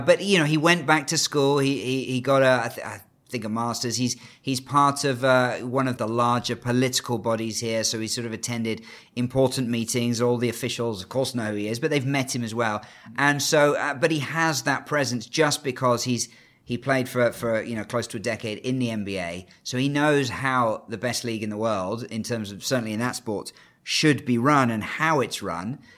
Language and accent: English; United Kingdom; now in China; As a Brit who, uh, I'm actually half Canadian